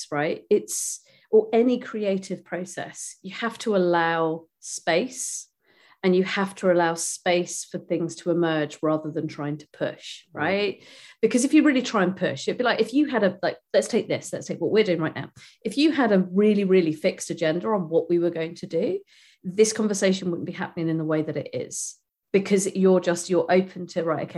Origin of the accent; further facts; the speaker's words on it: United Kingdom; I'm a Brit